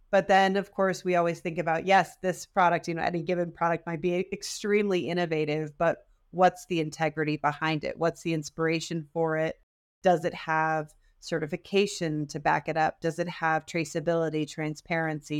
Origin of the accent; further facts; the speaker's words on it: Detroit, Michigan, United States; I am also from the Detroit area